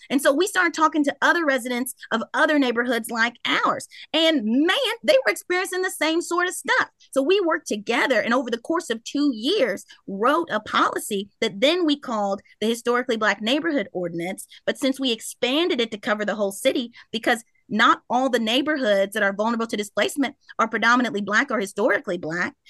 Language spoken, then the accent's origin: English; Louisville, Kentucky, United States; I grew up in Smoke Town